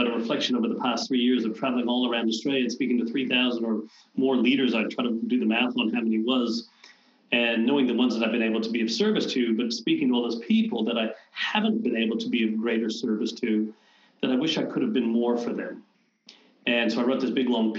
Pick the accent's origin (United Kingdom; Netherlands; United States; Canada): Canada; I'm Canadian